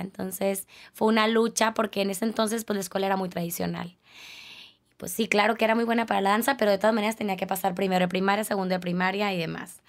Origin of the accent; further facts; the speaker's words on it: Culiacán, Sinaloa, Mexico; moved away as an adult; now in Tijuana, Mexico; yo soy de Culiacán, no soy de aquí